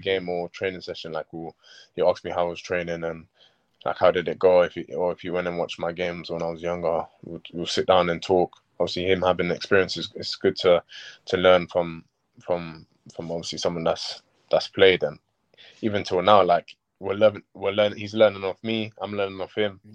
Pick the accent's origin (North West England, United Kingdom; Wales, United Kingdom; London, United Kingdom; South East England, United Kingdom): London, United Kingdom; also born or lived in Sierra Leone; it was where I grew up. I grew up in Gypsy Hill near Crystal yeah. Palace